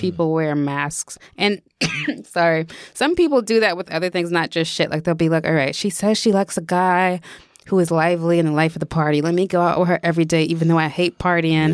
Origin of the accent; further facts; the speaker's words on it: New York, United States; we grew up in New York